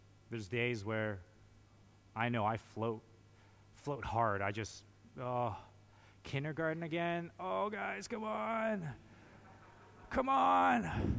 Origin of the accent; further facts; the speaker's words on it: Canada; Being a Canadian